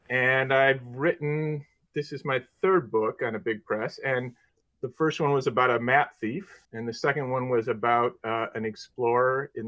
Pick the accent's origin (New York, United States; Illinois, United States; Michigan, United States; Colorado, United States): Illinois, United States; Chicago; I'm from Chicago, and I'm more or less a lifetime Midwesterner. I grew up in the suburbs of this city